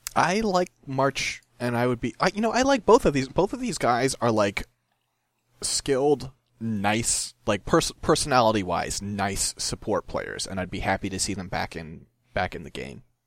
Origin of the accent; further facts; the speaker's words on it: Midwest, United States; I'm from the Midwest